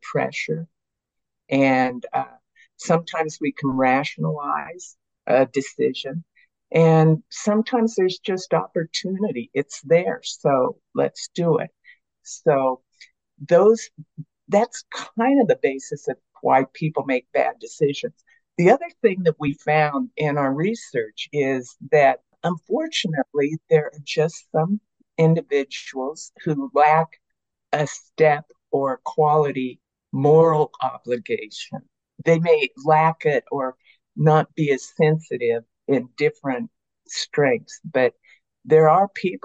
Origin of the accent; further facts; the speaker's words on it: United States; moved away as an adult; also born or lived in Australia / sub-Saharan Africa; me as an American